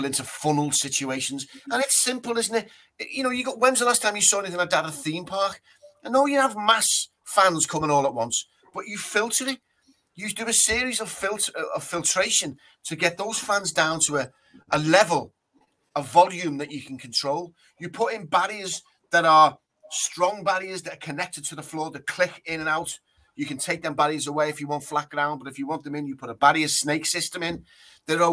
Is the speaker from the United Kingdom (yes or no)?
yes; England, United Kingdom; we're English